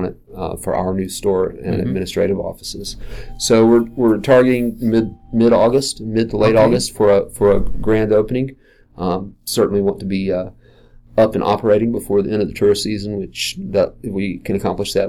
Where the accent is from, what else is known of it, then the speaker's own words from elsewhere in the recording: Asheville, North Carolina, United States; I'm native to Asheville. It's my hometown.